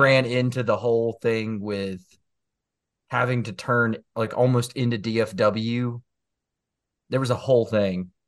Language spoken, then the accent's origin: English; Greenville, South Carolina, United States; my hometown in Greenville